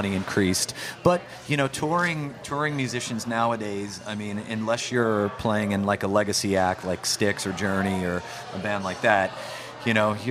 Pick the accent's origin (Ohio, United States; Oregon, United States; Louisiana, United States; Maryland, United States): Louisiana, United States; New Orleans; moved away as an adult; also born or lived in Los Angeles; I love New Orleans. I mean, it's where I grew up